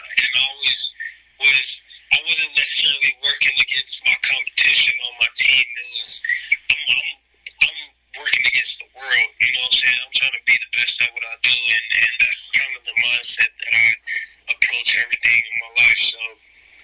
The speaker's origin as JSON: {"language": "English", "region": "Southern California", "country": "United States", "tie": "born or raised there", "moved": "as an adult", "lives_now": "Atlanta, United States", "said": "Southern California is tough to beat, man. You know, that's home base for me"}